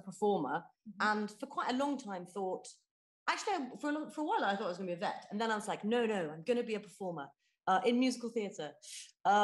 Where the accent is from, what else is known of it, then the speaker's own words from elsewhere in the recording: West Country, South West England, United Kingdom; I grew up in the West Country